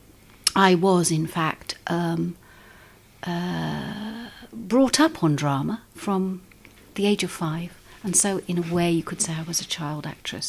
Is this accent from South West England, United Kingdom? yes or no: yes; Bristol, South West England, United Kingdom; moved away as an adult; also born or lived in London; now in Wales; I was born in Bristol, up there, in North Somerset